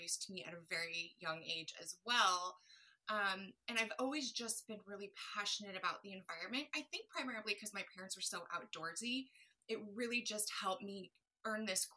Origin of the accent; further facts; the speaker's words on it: Colorado, United States; now in San Diego, United States; growing up in Colorado